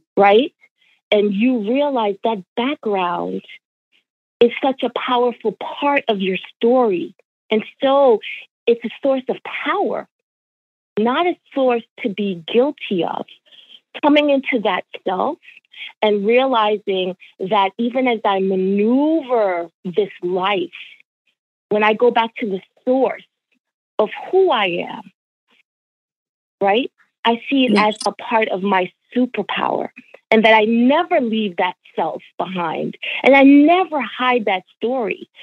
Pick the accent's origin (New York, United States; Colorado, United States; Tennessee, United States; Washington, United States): New York, United States; born or raised there; also born or lived in Jamaica